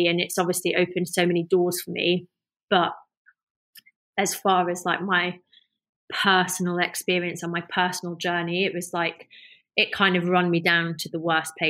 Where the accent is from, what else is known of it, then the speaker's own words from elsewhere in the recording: North West England, United Kingdom; I mean, I grew up in the Lake District, you know, like, well, that was where my school was.